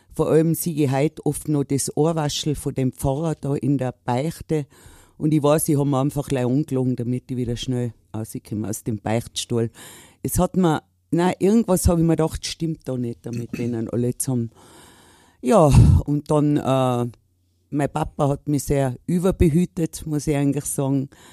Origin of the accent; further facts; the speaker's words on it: Innsbruck, Tyrol, Austria; bei uns in Innsbruck